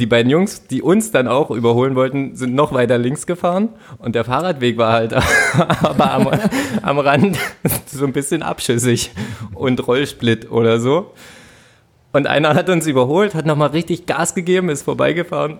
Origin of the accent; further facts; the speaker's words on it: Finsterwalde, Brandenburg, Germany; moved away; Handballer in Finsterwalde, wo ich herkomme